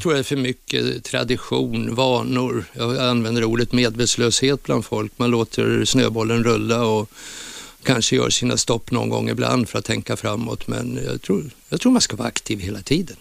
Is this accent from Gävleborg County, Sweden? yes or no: yes; Gävle, Gävleborg County, Sweden; born or raised there